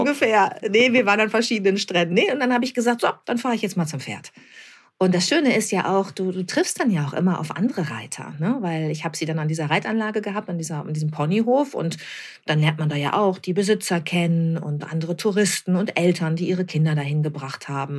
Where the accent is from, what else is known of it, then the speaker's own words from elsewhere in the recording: Bad Lippspringe, North Rhine-Westphalia, Germany; moved away as an adult; also born or lived in Hamburg; now in near Hamburg, Germany; ich bin ganz ländlich aufgewachsen in Bad Lippspringe bei Paderborn